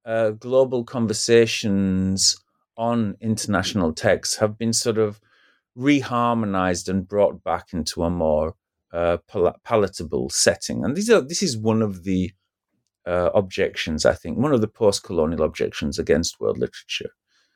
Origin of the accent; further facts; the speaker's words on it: United Kingdom; for example, as a British person, to use a first world example, right?